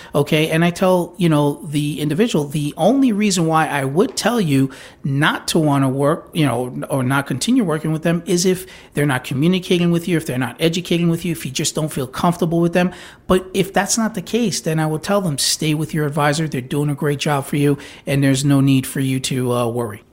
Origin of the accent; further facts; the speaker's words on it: New York, United States; now in Florida, United States; I grew up in New York